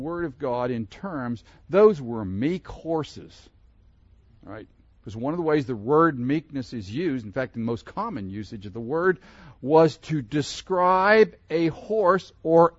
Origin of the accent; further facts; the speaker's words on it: Pittsburgh, Pennsylvania, United States; I grew up in Pennsylvania, near Pittsburgh